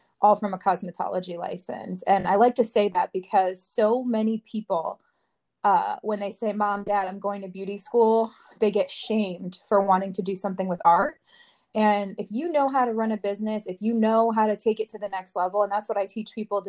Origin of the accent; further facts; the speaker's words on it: Watertown, Connecticut, United States; I'm from Watertown, Connecticut, and I've lived in Connecticut my whole life.